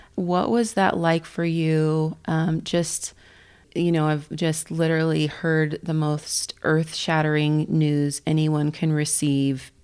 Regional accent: Kansas, United States; now in Colorado Springs, United States; the church that I grew up in back in Kansas

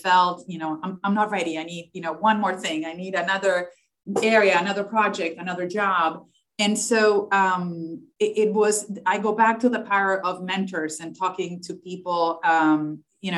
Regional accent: Argentina; English is a second language; moved away; I had an accent. I was from Argentina. I was not American.

